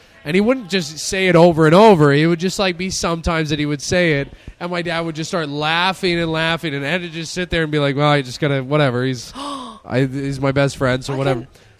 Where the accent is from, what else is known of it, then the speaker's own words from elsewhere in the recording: Ghana; I'm from Africa. I'm from Ghana.